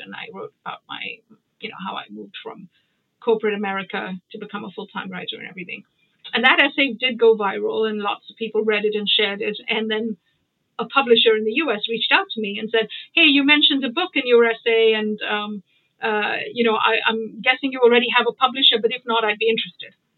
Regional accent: Mumbai, Maharashtra, India; moved away; also born or lived in United Kingdom / United States; I grew up in Bombay, uh, and I went to boarding school in Bombay.

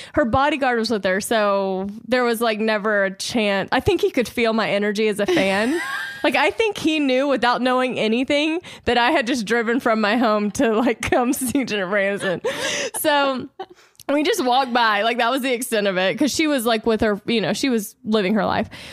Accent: Louisiana, United States; now in Los Angeles, United States; growing up in Louisiana

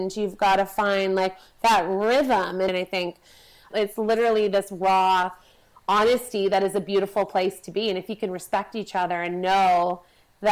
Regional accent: Vancouver, British Columbia, Canada; I come from Vancouver.

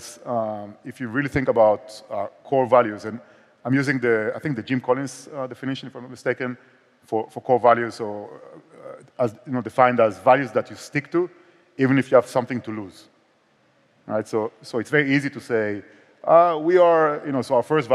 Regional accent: Israel; accent: Israeli; also born or lived in Barcelona; more like Israeli accent

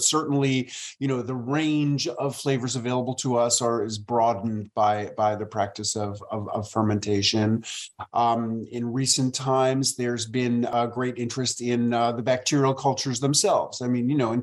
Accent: New York City, New York, United States; moved away as an adult; also born or lived in rural Tennessee; now in Tennessee, United States; I moved from my hometown of New York City to rural Tennessee

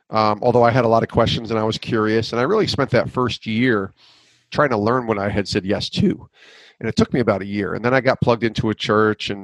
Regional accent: Albany, New York, United States; moved away as an adult; now in Connecticut, United States; I grew up in Albany, New York, moved out to Connecticut 20 years ago

